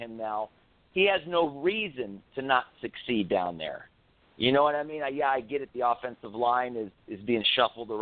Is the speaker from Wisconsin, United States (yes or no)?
no; Orlando, Florida, United States; moved away as an adult; now in Las Vegas, United States; I grew up in Orlando